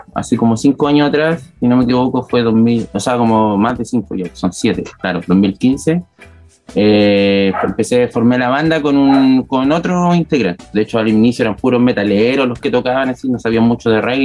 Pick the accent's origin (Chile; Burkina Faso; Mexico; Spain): Chile; Concepción, Biobío; Nosotros somos de acá, pues, somos penquistas, pencochas